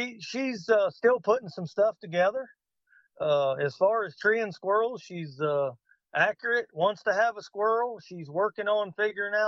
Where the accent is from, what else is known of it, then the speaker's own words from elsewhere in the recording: Marengo, Ohio, United States; I'm from Marengo, Ohio